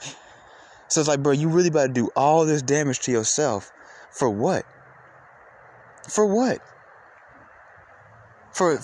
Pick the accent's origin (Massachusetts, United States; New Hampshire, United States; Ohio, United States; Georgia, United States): Georgia, United States; Atlanta; I'm from Atlanta